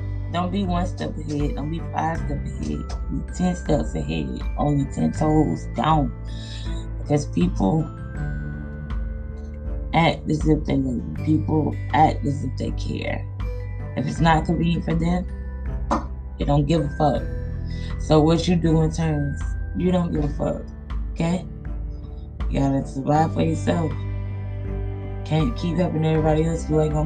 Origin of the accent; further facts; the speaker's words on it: Georgia, United States; now in Missouri, United States; I'm not from Missouri, so I have to travel all the way back to Georgia